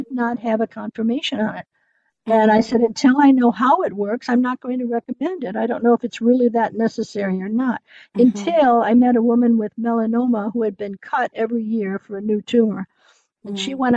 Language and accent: English; United States; moved away as an adult; now in Germany; being American and having to wait for a work permit